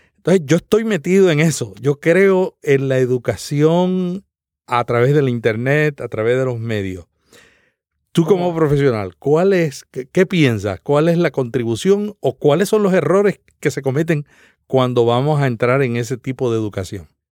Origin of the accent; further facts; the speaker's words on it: Santa Isabel, Puerto Rico; el pueblo donde yo nací